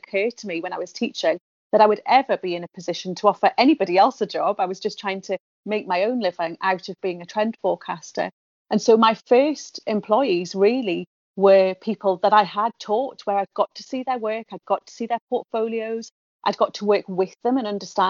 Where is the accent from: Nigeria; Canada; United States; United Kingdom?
United Kingdom; the Northeast, North East England; I'm from the Northeast. I went and worked elsewhere in the world and came back to the Northeast